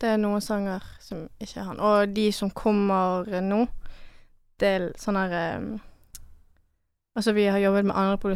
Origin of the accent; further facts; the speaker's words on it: Chamonix, Auvergne-Rhône-Alpes, France; now in Norway; Altså, vi er fra Chamonix, det er med Alpene, liten landsby.